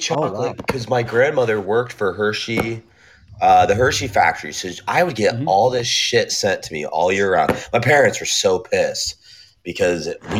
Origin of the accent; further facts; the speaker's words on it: Scotland, United Kingdom; moved away; I said no, I'm Scottish.